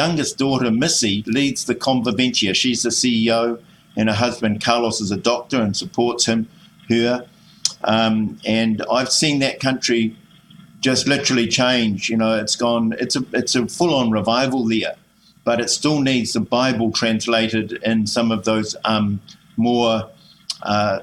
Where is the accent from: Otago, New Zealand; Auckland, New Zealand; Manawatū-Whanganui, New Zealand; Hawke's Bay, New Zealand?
Auckland, New Zealand; also born or lived in Kaitaia; I grew up in Glendowie and in Auckland here